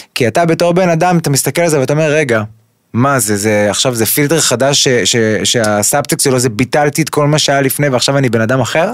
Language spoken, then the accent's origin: Hebrew; Kfar Saba, Central District, Israel; אני גדלתי בכפר סבא, ברחוב אה, יבנה, בשיכון המזרח